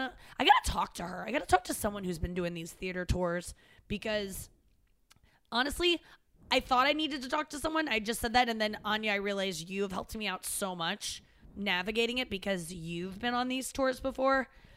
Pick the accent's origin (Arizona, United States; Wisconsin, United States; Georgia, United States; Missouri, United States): Missouri, United States; St. Louis; also born or lived in Cincinnati; I only lived there till I was 6. St. Louis is where I've been longer. Yes. St. Louis is my hometown.